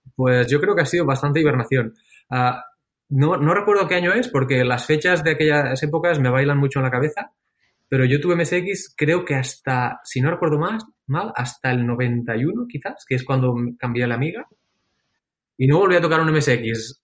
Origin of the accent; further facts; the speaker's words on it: Lloret de Mar, Catalonia, Spain; yo de crío vivía en Lloret de Mar